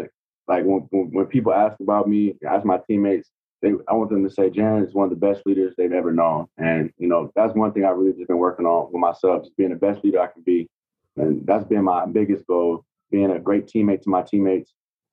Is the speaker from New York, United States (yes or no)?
no; Atlanta, Georgia, United States; now in Tampa, United States; I'm from Atlanta